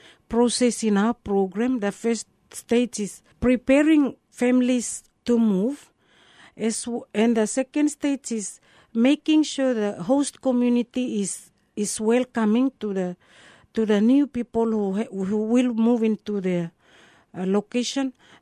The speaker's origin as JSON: {"language": "English", "area": "Carteret Islands", "region": "Bougainville", "country": "Papua New Guinea"}